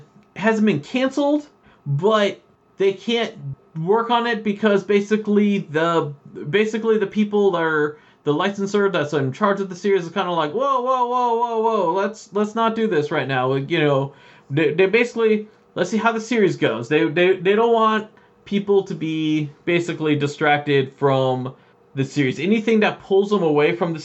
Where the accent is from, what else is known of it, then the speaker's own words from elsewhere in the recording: Canada; We're from Canada